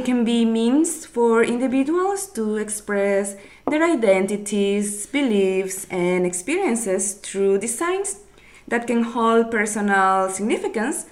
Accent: Nicaragua; from Nicaragua

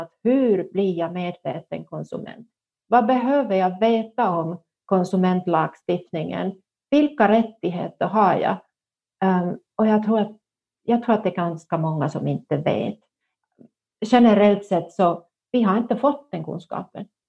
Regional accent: northern Finland, Finland; jag kommer från norra Finland och då var man både rädd om pengar och rädd för pengar

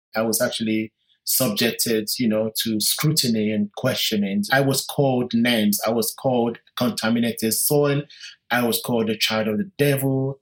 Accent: London, United Kingdom; British Nigerian. I was born in London in 1965

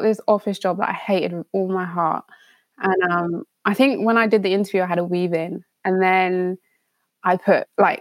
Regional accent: London, United Kingdom; growing up in London

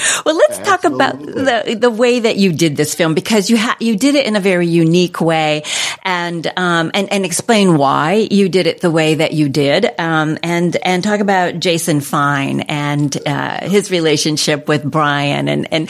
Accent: New Jersey, United States; moved away as an adult; now in California, United States; I grew up on the East Coast in New Jersey, actually, and the New Jersey shore. But I always wanted to be in California and be a California girl. And eventually, later on in life, I arrived here

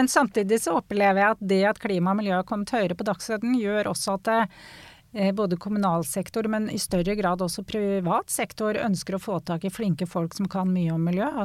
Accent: Norway; Og jeg er eh, som nordmenn flest eh, glad i naturen og glad å komme meg ut på tur.

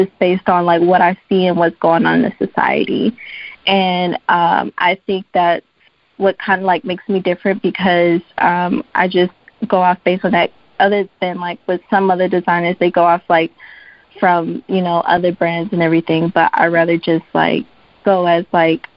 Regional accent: Dallas, Texas, United States; moved away; I'm actually originally from Dallas, Texas

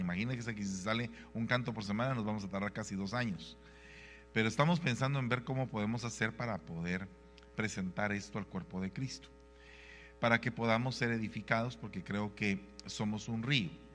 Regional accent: Guatemala; en mi país Guatemala hay una Biblia en quiché

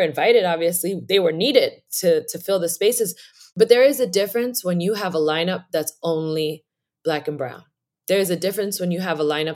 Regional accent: New York City, New York, United States; I am from New York City. Born in Harlem

